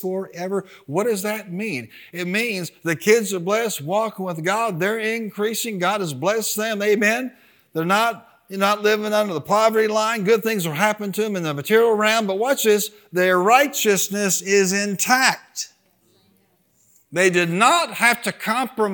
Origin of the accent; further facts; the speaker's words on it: United States; as an American.